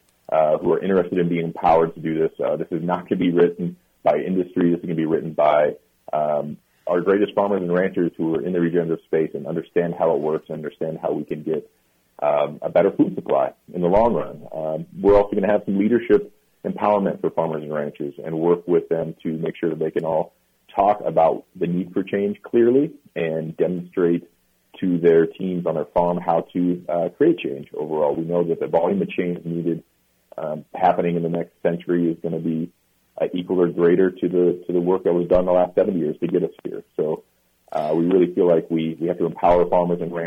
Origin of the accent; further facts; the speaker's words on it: Kansas and Iowa, Midwest, United States; moved away; I grew up in Kansas and Iowa